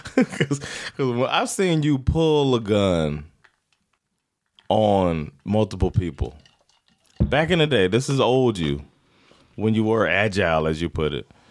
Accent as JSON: {"language": "English", "region": "South Florida", "country": "United States", "also_born_or_lived": "Sweden", "moved": "yes", "lives_now": "Stockholm, Sweden", "said": "we're from South Florida"}